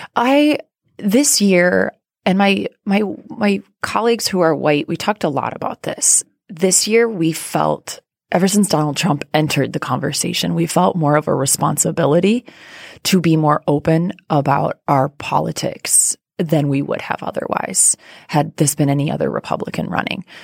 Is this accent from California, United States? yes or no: no; rural Iowa, United States; moved away; I grew up in Iowa